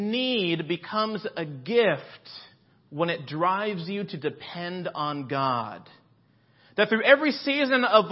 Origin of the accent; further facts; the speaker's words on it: Miami, Florida, United States; also born or lived in Boston, Massachusetts; now in Los Angeles, United States; I grew up in Florida. So in South Florida, in Miami, Palm Beach area